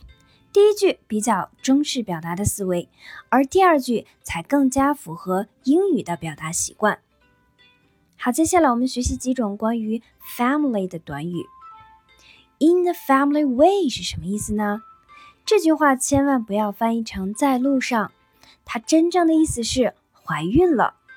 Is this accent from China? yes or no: yes; China; 我们中国人认为结婚就是成家，开始有自己新的家庭。